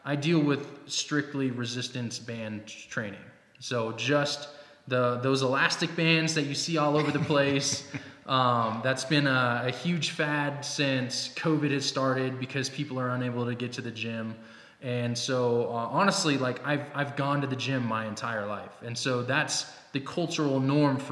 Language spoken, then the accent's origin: English; Seattle, Washington, United States; moved away as an adult; also born or lived in Fort Bragg, North Carolina; now in Fort Carson, Colorado, United States; I'm originally from Seattle.